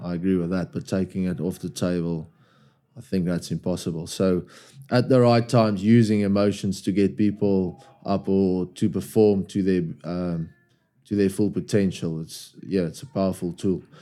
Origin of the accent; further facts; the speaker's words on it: South Africa; moved away as an adult; now in England; As a South African